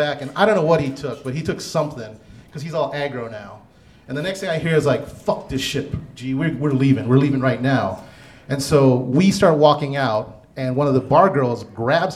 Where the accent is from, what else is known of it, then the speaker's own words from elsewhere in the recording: Hawaii, United States; now in Denver, United States; I grew up in Hawaii